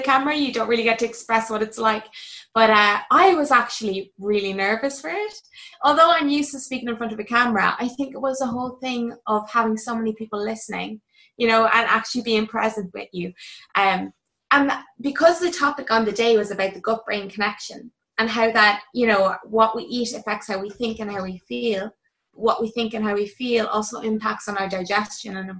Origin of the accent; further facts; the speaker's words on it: County Kildare, Ireland; also born or lived in Dún Laoghaire; I'm from Kildare